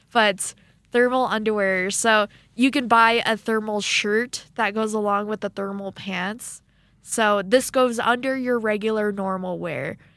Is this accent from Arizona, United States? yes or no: yes; Arizona, United States; now in Rexburg, United States; being from Arizona